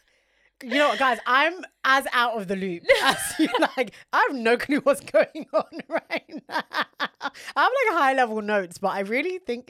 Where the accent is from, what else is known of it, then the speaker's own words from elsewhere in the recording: London, United Kingdom; We're all from London.